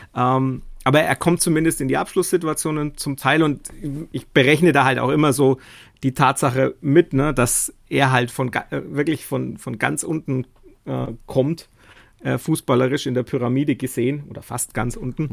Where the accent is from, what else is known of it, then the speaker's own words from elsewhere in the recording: Nuremberg, Bavaria, Germany; ich jetzt als Nürnberger